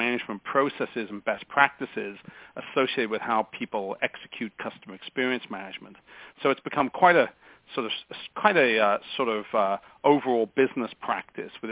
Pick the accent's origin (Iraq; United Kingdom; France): United Kingdom; England; moved away as an adult; also born or lived in United States; now in California, United States; So I'm an Englishman by birth and an American by naturalization.